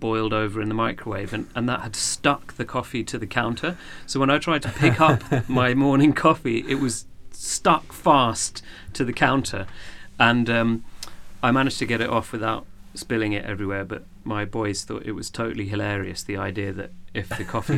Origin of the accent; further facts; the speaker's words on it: Horsham, South East England, United Kingdom; I was born in Horsham, down in West Sussex